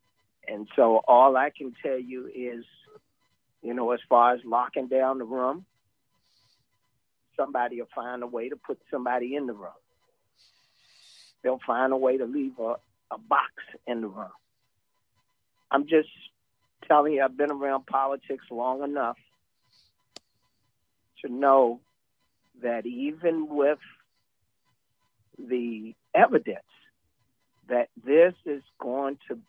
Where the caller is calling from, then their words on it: Georgia, United States; I'm going to step you back to Georgia.